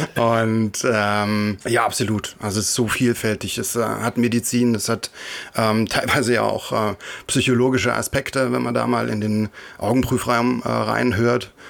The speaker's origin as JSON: {"language": "German", "region": "Thuringia", "country": "Germany", "said": "Ich komme aus äh, Thüringen"}